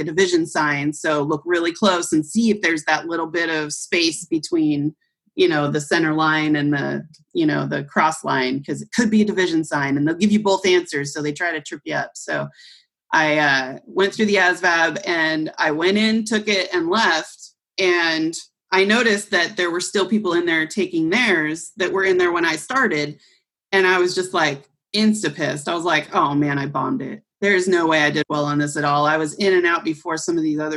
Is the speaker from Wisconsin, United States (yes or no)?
no; Olympia, Washington, United States; also born or lived in Shelton, Washington; I am from Olympia, Washington. I was born in this teeny tiny town just outside Olympia called Shelton. A little logging town. Very few people know about it, but it's still there. Grew up in Olympia.